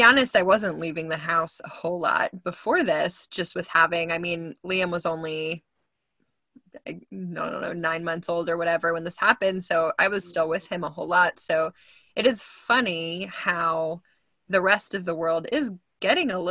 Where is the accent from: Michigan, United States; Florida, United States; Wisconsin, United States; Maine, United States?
Wisconsin, United States; moved away as an adult; now in Houston, United States; I grew up in Wisconsin. I've only been in Texas. Well, I say only, but it's been 10 years this year since I've been in Texas